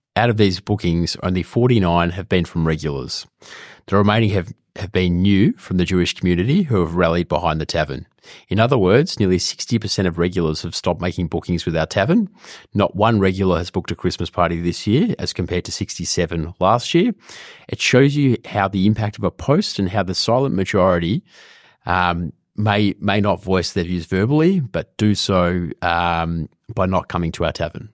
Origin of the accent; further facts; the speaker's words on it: Australia; an Australian person